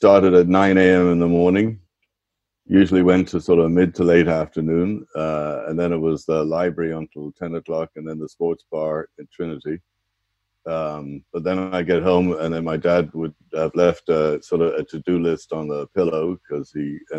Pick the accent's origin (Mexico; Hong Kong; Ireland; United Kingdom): Ireland; Dublin, Leinster; moved away as an adult; Really enjoyed my youth, really enjoyed growing up in Dublin